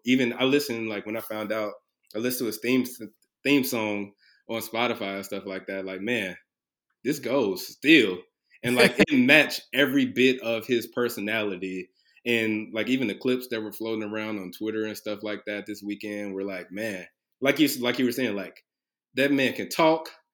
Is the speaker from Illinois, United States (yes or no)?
yes; Chicago, Illinois, United States; now in Cincinnati, United States; originally from Chicago, Illinois, uh, South Side, Chicago. Um, currently uh, in Cincinnati